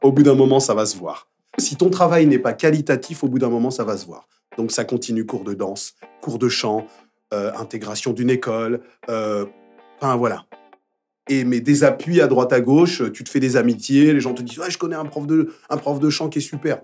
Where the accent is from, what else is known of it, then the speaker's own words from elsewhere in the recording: Paris, Île-de-France, France; Je suis né dans le 20e, je parle anglais